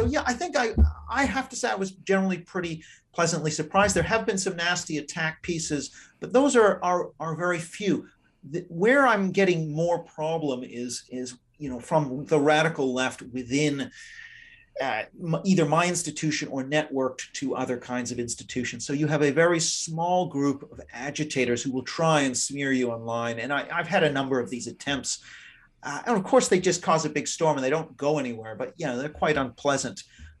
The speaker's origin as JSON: {"language": "English", "town": "Vancouver", "region": "British Columbia", "country": "Canada", "tie": "born or raised there", "also_born_or_lived": "Japan", "said": "I grew up, I'm Canadian. I grew up a lot abroad in Japan, for example."}